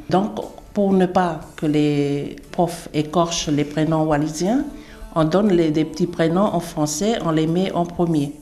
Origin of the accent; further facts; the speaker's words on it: Uvea, Wallis & Futuna; chez nous, à Wallis